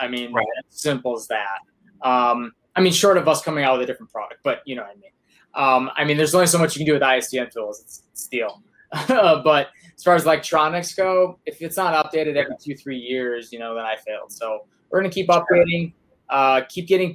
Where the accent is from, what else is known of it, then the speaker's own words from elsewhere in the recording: Cleveland, Ohio, United States; I'm from Cleveland and he left us